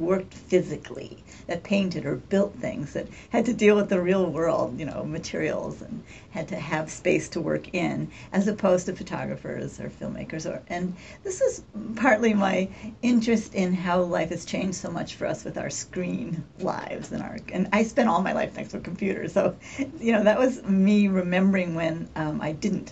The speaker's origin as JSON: {"language": "English", "town": "Poughkeepsie", "region": "New York", "country": "United States", "tie": "born or raised there", "said": "where I grew up in Poughkeepsie on the Hudson River"}